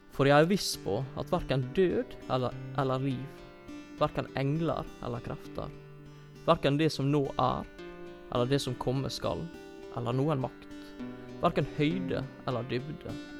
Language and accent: Norwegian; Norway; som nordmenn